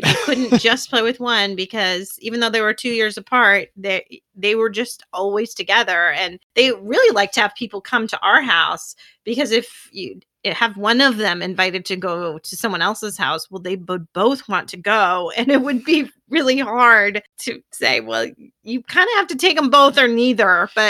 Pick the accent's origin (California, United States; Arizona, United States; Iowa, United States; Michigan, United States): Iowa, United States; I'm from Iowa.